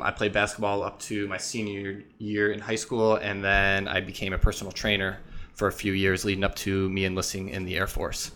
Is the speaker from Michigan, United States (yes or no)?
no; Illinois, United States; I grew up, I was born and raised in Illinois